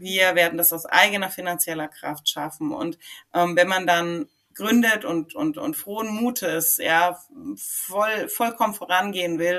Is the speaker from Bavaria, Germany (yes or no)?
yes; Schweinfurt, Bavaria, Germany; meine Wurzeln sind nach wie vor das Frankenland, mhm. sind nach wie vor Schweinfurt